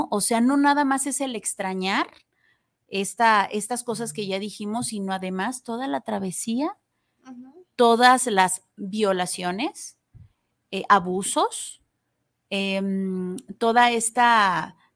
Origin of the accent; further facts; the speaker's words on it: Mexico; qué me hace especial a mí, qué voy cargando, porque obviamente dejo aquí en mi país una parte de mi corazón, de mi ser